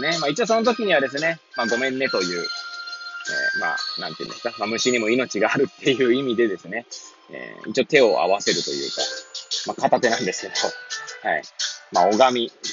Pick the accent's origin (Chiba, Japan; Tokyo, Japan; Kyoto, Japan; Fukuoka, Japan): Tokyo, Japan; Hachioji; moved away as an adult; now in Kamaishi, Japan; 八王子生まれ八王子育ち震災の前の年から釜石で働くポンコツ